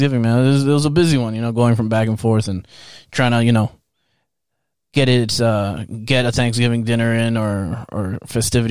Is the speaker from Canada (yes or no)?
yes; Canada; we're Canadian.